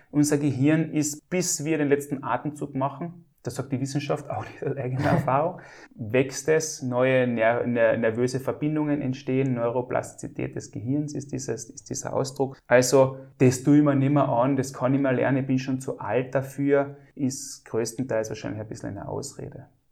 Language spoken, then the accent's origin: German; Klagenfurt, Carinthia, Austria; bei uns in Klagenfurt oder in Kärnten oder in Österreich oder in Europa